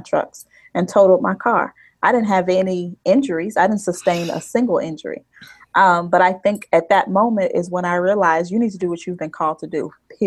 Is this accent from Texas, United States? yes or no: no; Chicago, Illinois, United States; also born or lived in Boise, Idaho / Pennsylvania; I'm from the South Side of Chicago